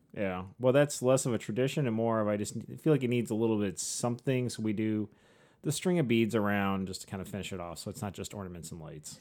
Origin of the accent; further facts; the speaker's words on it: St. Joseph, Michigan, United States; we grew up in St. Joe with the lighthouses